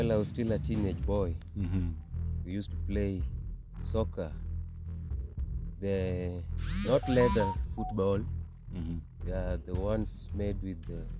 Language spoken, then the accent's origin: English; Ulugulu, North Gem sub-county, Siaya County, Kenya; we are from Luanda Umdumra. We are from Ulugulu.